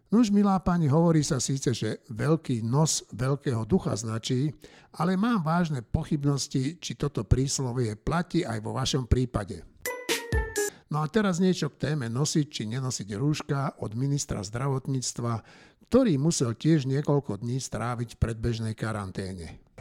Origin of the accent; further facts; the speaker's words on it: Slovakia; my Slováci poctiví